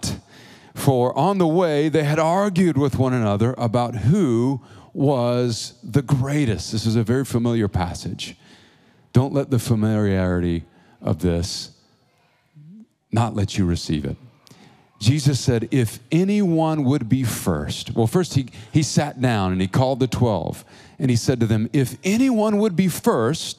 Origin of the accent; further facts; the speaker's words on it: Georgia, United States; also born or lived in Oklahoma; now in Tulsa, United States; I'm from Georgia, from the South, and currently in Oklahoma.